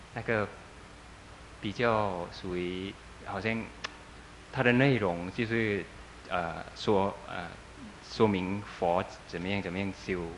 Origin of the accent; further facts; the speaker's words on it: Thailand; 我们泰国人的，呃，信仰